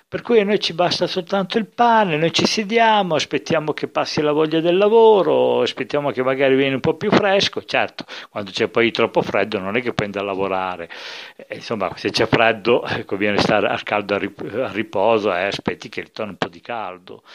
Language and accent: Italian; Enna, Sicily, Italy; io sono di Enna, qui proprio nel centro della Sicilia